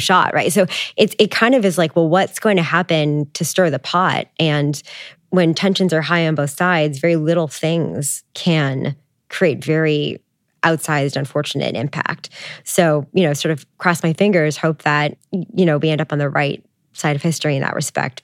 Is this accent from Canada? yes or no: yes; Canada; I'm Canadian